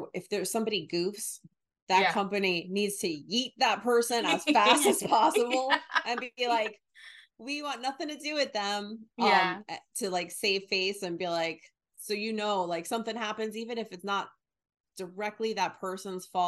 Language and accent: English; New Jersey, United States; also born or lived in New York; I'm from New Jersey